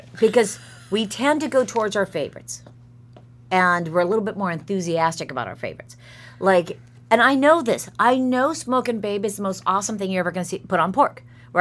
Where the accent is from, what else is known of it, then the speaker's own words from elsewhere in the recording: California, United States; moved away; I'm from California